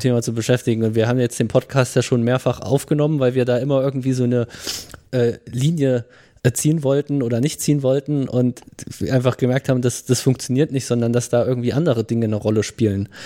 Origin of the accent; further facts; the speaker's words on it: Thuringia, Germany; wir kommen ja aus Thüringen